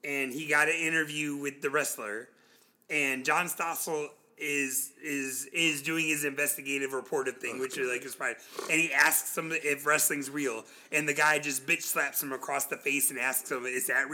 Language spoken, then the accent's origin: English; Clearwater, Florida, United States; I grew up in Clearwater, Tampa area